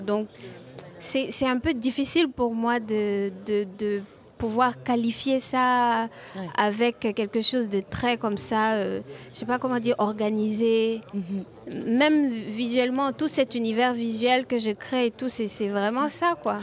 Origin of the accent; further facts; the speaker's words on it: Côte d’Ivoire; mon, simple environnement, là, quand je sors de chez moi en Côte d'Ivoire